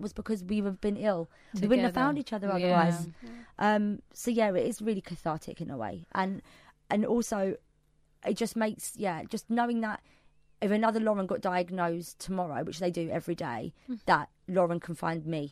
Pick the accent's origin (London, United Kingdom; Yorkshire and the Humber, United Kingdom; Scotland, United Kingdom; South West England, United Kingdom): London, United Kingdom; I'm a Londoner